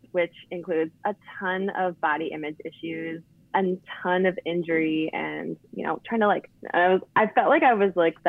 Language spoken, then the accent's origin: English; Buffalo, New York, United States; born there; also born or lived in Baltimore; But originally, I was born years ago in Buffalo, New York. So holla, Western New York, but moved around a ton.